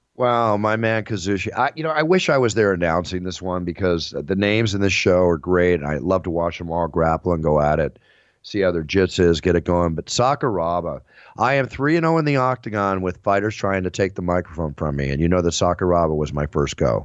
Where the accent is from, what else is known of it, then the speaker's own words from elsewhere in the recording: Texas, United States; moved away; I grew up in Texas. Part of my life